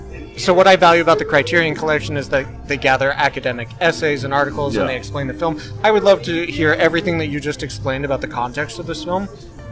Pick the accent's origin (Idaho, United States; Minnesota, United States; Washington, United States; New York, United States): Idaho, United States; I grew up in Idaho. There was cows and nothing